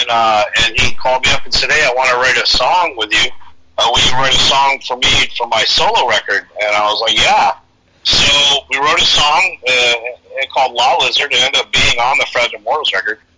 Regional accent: New York, United States; moved away; Well, I grew up in New York too, so I, you know, I bring that that East Coast thing, man, which is definitely a thing.

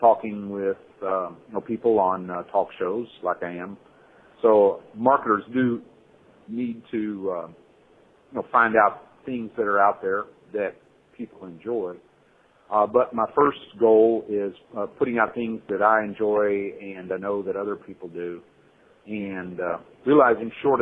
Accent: Fort Worth, Texas, United States; moved away as an adult; now in Hong Kong; I grew up in Cowtown, which is Fort Worth, Texas

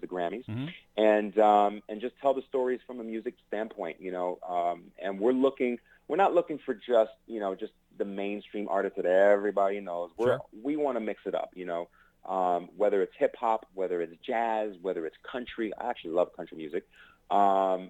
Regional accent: New York City, New York, United States; I'm from New York

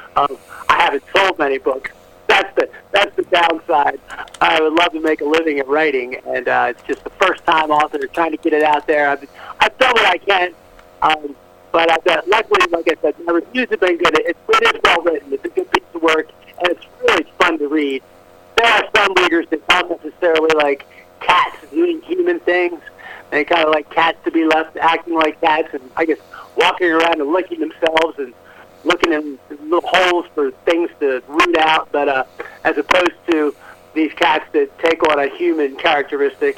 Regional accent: New Orleans, Louisiana, United States; now in Atlanta, United States; I grew up in New Orleans, near Annapolis. I am living in Atlanta, where I've been since 1988, almost 30 years.

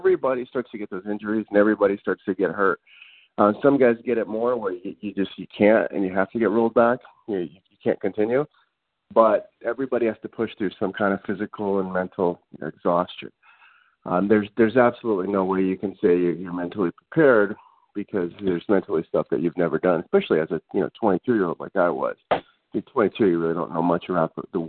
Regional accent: Los Angeles, California, United States; I grew up in the Los Angeles area

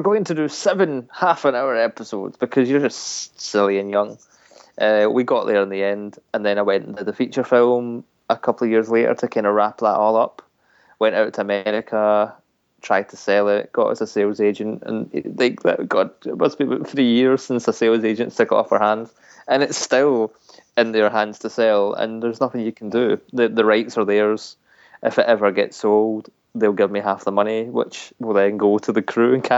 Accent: Scotland, United Kingdom; we've got MCM Scotland in my hometown

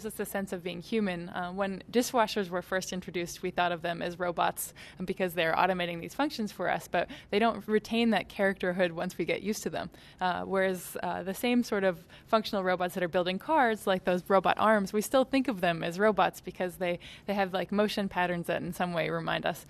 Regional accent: Boston, Massachusetts, United States; also born or lived in California; now in Pittsburgh, United States; I'm from Boston. I've lived in California

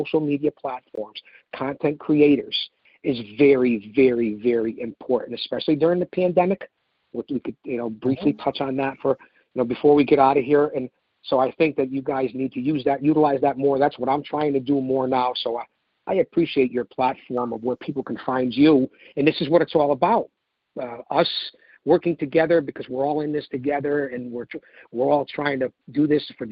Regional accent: United States; I'm an American, United States of America

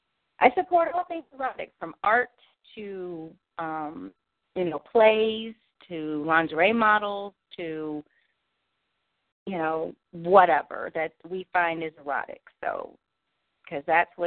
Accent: Cleveland, Ohio, United States; And if you just remember … was born and raised in Cleveland. I was raised in a community of a Jewish community, so the J-E-W is for Jewish, and C-E-E is for C-Town, Cleveland.

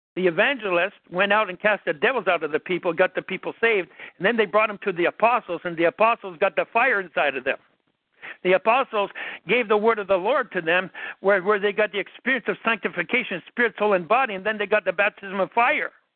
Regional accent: Canada; I'm Canadian

